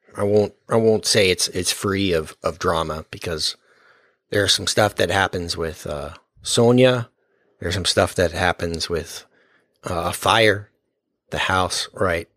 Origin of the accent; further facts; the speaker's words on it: Texas, United States; we're from Texas